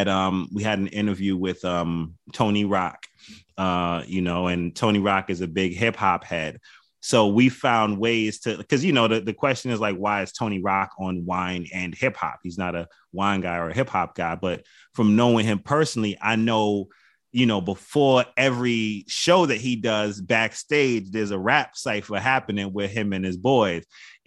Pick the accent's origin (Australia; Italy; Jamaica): Jamaica; You know, like I'm Jamaican, so you get the right beef patty and cocoa bread.